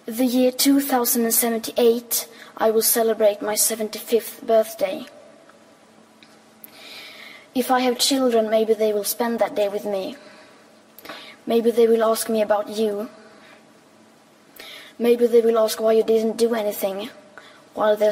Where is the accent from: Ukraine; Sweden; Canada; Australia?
Sweden; I am 15 years old and I'm from Sweden.